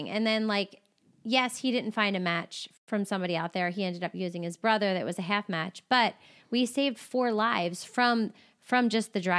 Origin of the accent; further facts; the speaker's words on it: Maryland, United States; also born or lived in Louisiana / California; Like I came from, well, I came from Maryland, then Louisiana, and then California.